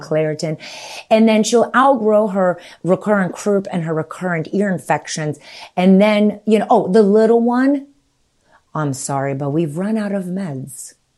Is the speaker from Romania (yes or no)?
yes; Romania; moved away; So I was born in nineteen seventy-three and I was born in Romania, with communist Romania.